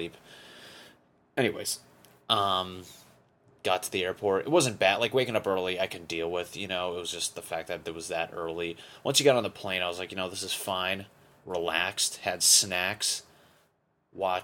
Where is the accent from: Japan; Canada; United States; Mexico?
United States; Connecticut; moved away; I'm from Connecticut